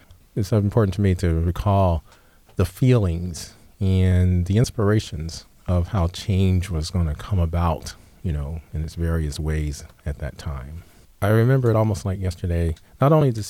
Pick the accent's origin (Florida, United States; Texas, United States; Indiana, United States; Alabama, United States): Alabama, United States; Selma; moved away; I was born in Selma, Alabama